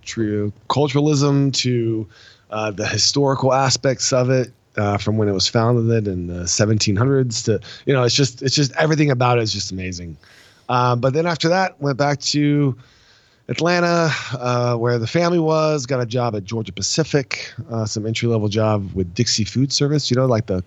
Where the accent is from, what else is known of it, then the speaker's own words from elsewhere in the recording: France; So as you got from my last name, I'm actually French, not fake French.